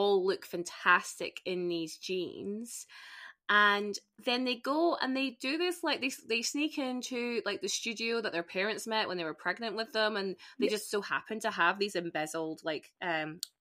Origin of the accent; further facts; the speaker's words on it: Spain; I grew up in Spain, and Zara was a really big thing in Spain